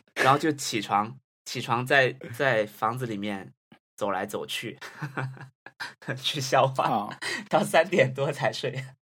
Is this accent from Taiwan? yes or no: no; Guangdong, China; 我小时候生活在广东的一个小镇上